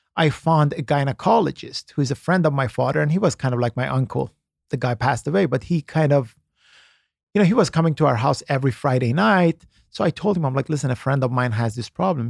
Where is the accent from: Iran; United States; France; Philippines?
Iran; moved away; I was born in Iran